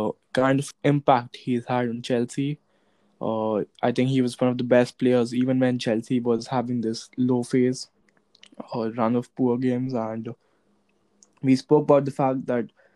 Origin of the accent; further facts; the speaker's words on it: India; I come from India